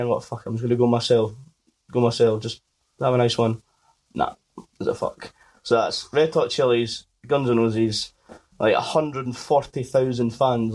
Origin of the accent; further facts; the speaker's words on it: Scotland, United Kingdom; I'm fucking Scottish.